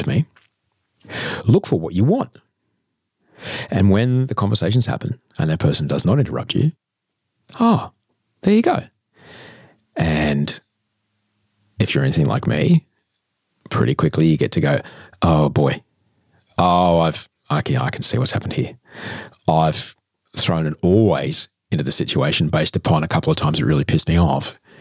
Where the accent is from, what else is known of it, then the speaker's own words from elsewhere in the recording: Adelaide, South Australia, Australia; moved away; also born or lived in Queensland / United States; I come from Adelaide